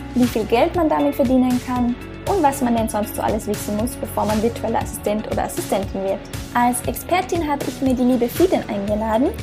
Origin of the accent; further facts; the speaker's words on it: Austria; moved away as an adult; Ich komme ursprünglich aus Österreich, bin aber seit über zwei Jahren quer durch die Welt unterwegs als sogenannte digitale Nomadin